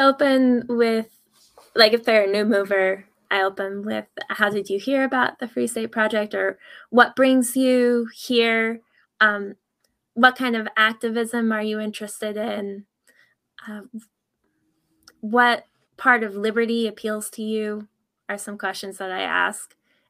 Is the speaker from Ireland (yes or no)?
yes; Ireland; I'm from Ireland. And my mother was actually a missionary from the United States to Ireland.